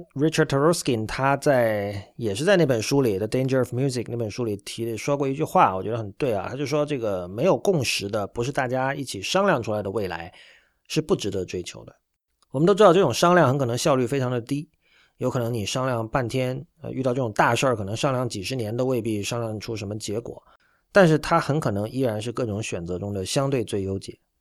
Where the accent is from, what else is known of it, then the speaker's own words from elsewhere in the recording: China; 我们中国人